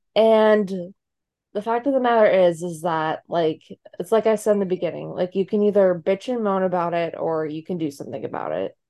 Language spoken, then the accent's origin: English; Massachusetts, United States; moved away; I am from Massachusetts originally